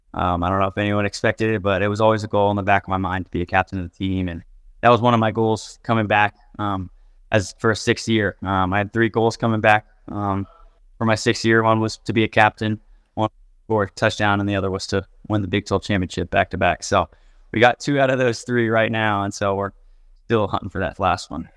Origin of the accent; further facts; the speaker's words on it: Houston, Texas, United States; moved away; I grew up probably twenty minutes from U of H